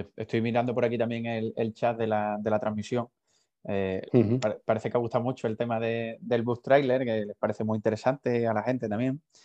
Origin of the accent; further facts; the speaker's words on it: Huelva, Andalusia, Spain; yo en concreto soy de Huelva y, más de la, de la zona de la sierra